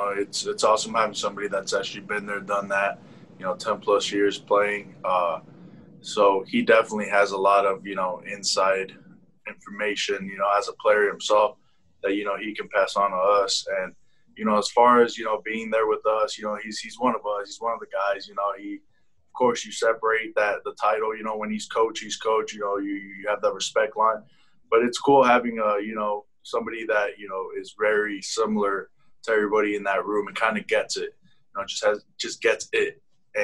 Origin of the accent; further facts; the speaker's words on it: Las Vegas, Nevada, United States; We're both from Las Vegas, Nevada, really good friends.